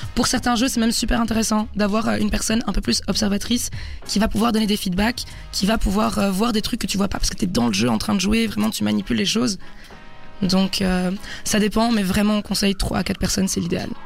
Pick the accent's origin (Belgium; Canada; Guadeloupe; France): Belgium; Brussels, Brussels-Capital Region; je viens de Bruxelles